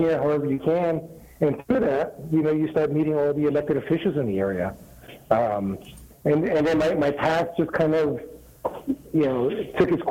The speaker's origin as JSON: {"language": "English", "region": "New Jersey", "country": "United States", "tie": "born or raised there", "moved": "as an adult", "lives_now": "La Quinta, United States", "said": "I grew up in New Jersey"}